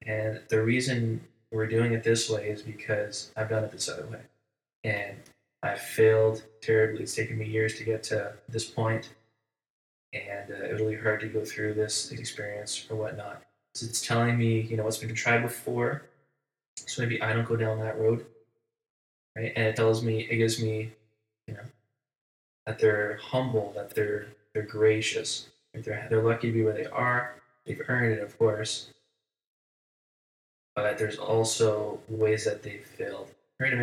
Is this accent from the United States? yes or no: no; Canada; we're Canadian